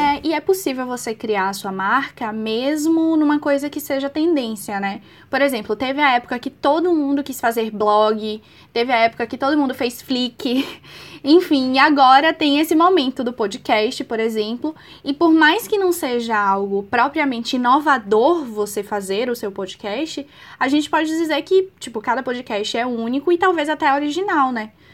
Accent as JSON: {"language": "Portuguese", "region": "Bahia", "country": "Brazil", "said": "Eu sou baiana"}